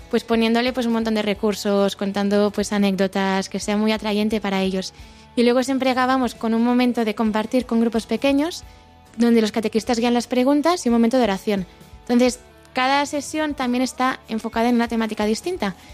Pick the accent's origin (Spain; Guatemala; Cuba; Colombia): Spain; Barcelona, Catalonia; now in Santiago de Compostela, Spain; eh, soy de Barcelona, pero estoy viviendo en Santiago, tengo 25 años y soy monitora de, de aquí en Santiago.